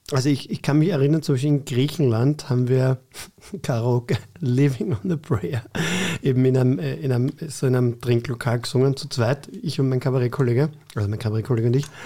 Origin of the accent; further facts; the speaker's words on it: Vienna, Austria; Ich bin in Floridsdorf aufgewachsen, das ist ein bisschen anders.